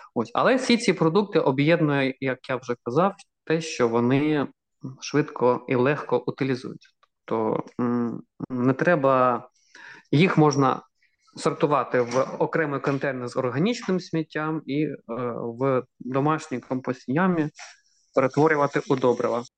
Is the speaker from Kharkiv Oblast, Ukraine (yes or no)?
yes; Kharkiv, Kharkiv Oblast, Ukraine; moved away; я ж сам з Харкова, 25 років прожив у Харкові